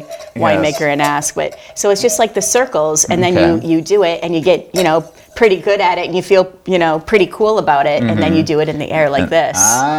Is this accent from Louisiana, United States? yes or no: no; Flint, Michigan, United States; I'm from Flint, Michigan, and I did not grow up eating well.